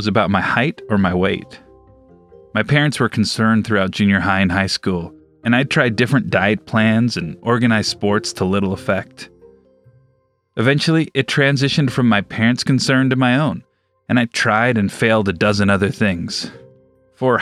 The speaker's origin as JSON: {"language": "English", "region": "Southern California", "country": "United States", "tie": "born or raised there", "said": "Growing up in Southern California, I was invited to many beach parties"}